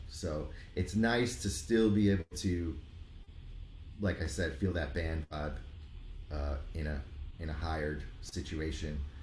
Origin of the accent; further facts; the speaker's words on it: Rockland County, New York, United States; moved away as an adult; also born or lived in Miami; in suburbs of the city in Rockland, Rockland. Okay. County